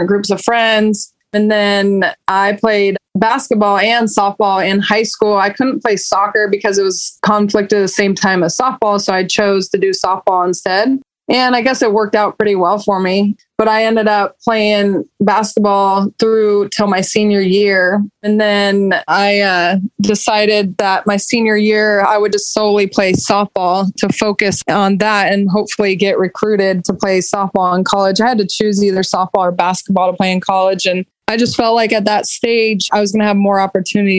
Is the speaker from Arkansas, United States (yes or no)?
no; Roseville, California, United States; I grew up in Roseville, California, which is Northern California near the capital of Sacramento